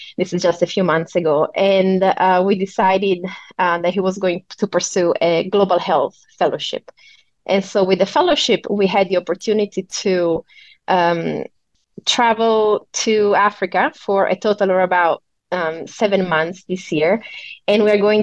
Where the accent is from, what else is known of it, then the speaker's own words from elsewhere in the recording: Italy; moved away as an adult; also born or lived in Hong Kong / China; I moved abroad from Italy the first time when I was 18.